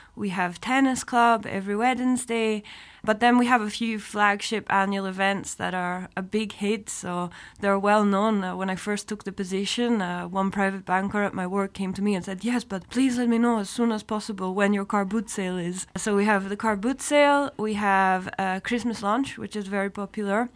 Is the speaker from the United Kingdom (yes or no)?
yes; Scotland, United Kingdom; moved away as an adult; also born or lived in Edinburgh / Atlanta, United States; now in Luxembourg; I was born in Scotland